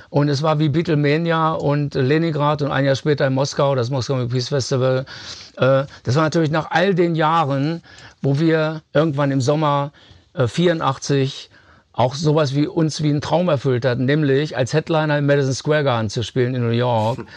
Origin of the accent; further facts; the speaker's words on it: Germany; äh, sagen wir mal, dass man als Deutscher inspiriert wurde, einen Song zu schreiben wie … ist eigentlich nicht verwunderlich. Wir sind aufgewachsen im Kalten Krieg.